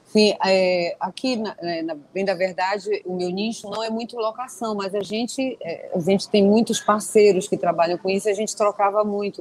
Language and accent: Portuguese; Belém, Pará, Brazil; Eu sou de Belém do Pará, para quem não sabe, eu estou aqui no norte do país